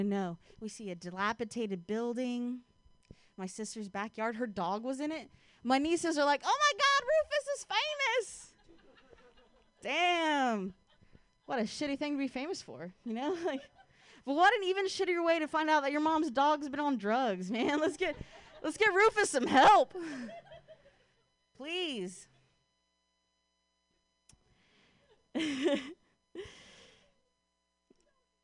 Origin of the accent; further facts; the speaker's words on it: Ohio, United States; now in San Francisco, United States; I'm from Ohio